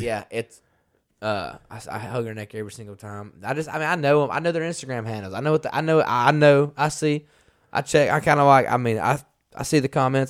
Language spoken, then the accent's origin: English; Carrollton, Georgia, United States; moved away as an adult; now in Nashville, United States; my hometown in West Georgia